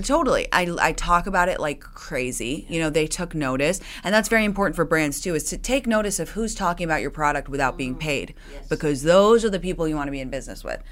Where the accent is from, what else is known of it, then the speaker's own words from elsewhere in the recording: London, United Kingdom; moved away as an adult; now in United States; I grew up in London